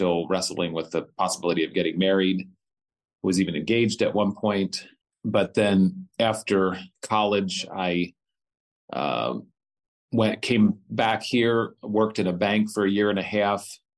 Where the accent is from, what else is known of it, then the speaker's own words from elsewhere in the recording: East Berlin, Pennsylvania, United States; now in Hanover, United States; I was born here in Hanover, where I live now. I grew up in East Berlin and went to Bermudian Springs School.